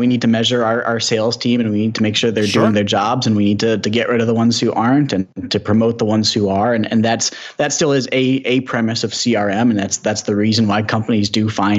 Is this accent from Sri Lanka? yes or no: no; Ann Arbor, Michigan, United States; I'm from Ann Arbor here